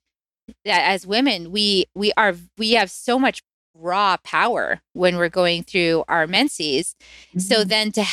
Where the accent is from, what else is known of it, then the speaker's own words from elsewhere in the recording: United States; I grew up in the United States